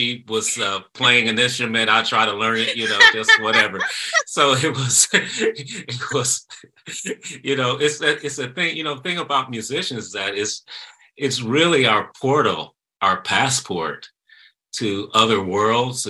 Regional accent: Chicago, Illinois, United States; in Chicago, in my hometown

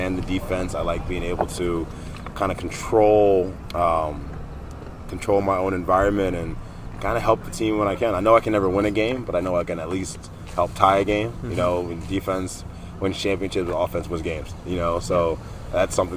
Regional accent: Delaware, United States; I was born and raised in Delaware

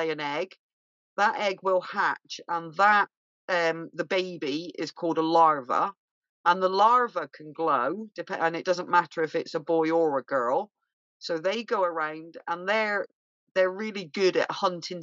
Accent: Bristol, South West England, United Kingdom; now in Scotland, United Kingdom; my accent because I'm from Bristol originally

